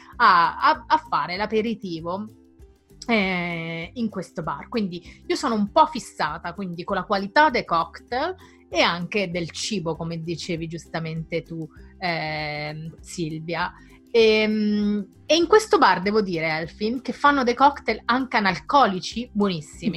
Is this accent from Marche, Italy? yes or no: yes; San Severino Marche, Marche, Italy; ho un attaccamento per l'aperitivo nel mio paese in quel bar